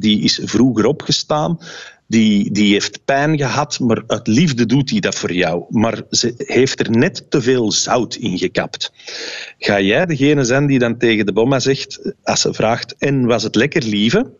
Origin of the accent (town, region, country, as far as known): Flanders, Belgium